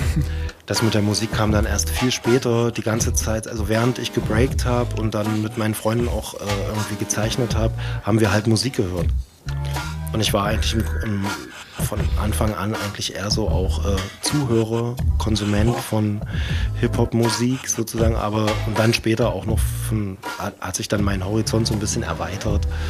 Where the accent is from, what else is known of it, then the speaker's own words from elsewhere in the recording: Dessau, Saxony-Anhalt, Germany; moved away as an adult; now in Leipzig, Germany; ich war ja vorher in Dessau äh, ansässig oder das ist halt meine Heimatstadt